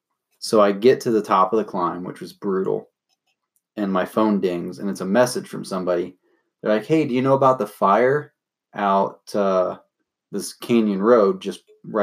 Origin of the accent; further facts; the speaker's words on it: the South, United States; accent: southern; my southern accent.